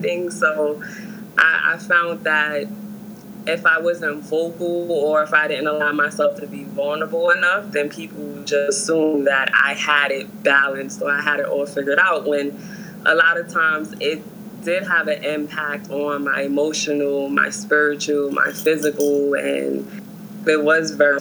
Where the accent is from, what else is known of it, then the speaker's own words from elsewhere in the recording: New York City, New York, United States; I'm from New York, New York, more so Harlem